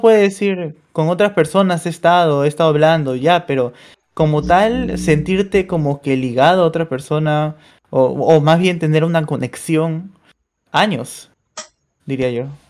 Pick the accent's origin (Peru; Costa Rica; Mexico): Peru; de Perú